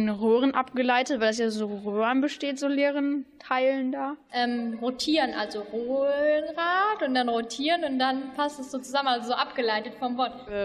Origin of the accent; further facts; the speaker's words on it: Bielefeld, North Rhine-Westphalia, Germany; Ja, ich bin auch ein Bielefelder Mädel und ihr hört Radio Kurzwelle.